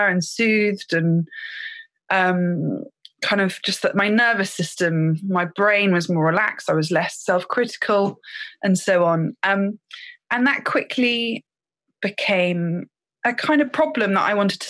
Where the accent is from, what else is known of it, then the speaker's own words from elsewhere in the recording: Thames Valley, South East England, United Kingdom; I grew up in the Thames Valley in quite an urban area